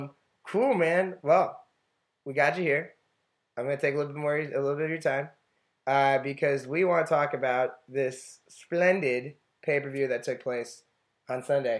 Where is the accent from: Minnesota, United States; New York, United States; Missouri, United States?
New York, United States; I'm from New York, so our summer break would start in, like, June 29th.